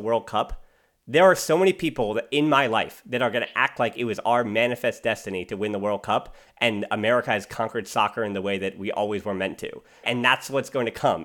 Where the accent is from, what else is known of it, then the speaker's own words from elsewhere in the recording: United States; as an American